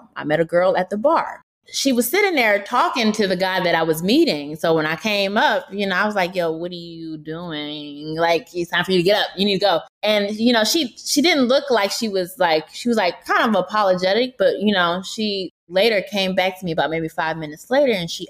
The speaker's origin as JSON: {"language": "English", "region": "Georgia", "country": "United States", "tie": "born or raised there", "also_born_or_lived": "Louisiana / Spain", "said": "I'm from Georgia. I was born in Louisiana. I went to school, all of my schooling in Georgia"}